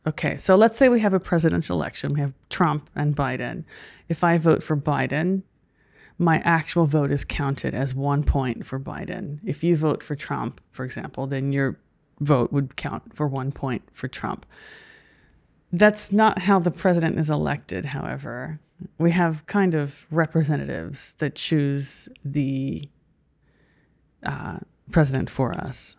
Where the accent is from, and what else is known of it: United States